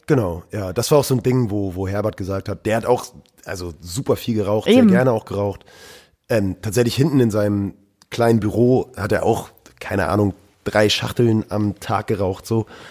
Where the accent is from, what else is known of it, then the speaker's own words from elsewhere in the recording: Norderstedt, Schleswig-Holstein, Germany; also born or lived in Hamburg; aufgewachsen bin ich in der grauen Vorstadt Norderstedt